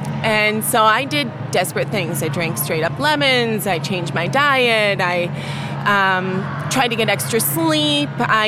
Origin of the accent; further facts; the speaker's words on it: New York, United States; I'm from Western New York, and I'm a silver rank.